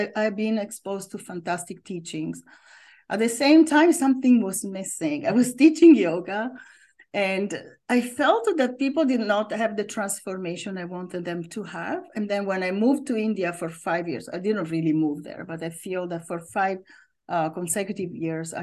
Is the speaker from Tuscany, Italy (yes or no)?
no; near Milan, Lombardy, Italy; moved away as an adult; also born or lived in Rome, Italy; now in United States; So I was born in Italy in the north and I lived in Rome for a long time, always in the summer. But I grew up near Milan.